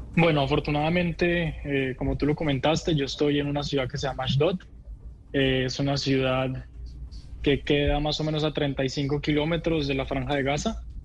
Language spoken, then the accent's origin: Spanish; Bogotá, Colombia; moved away as an adult; now in Israel; soy colombiano, me nací y crecí en Colombia, en Bogotá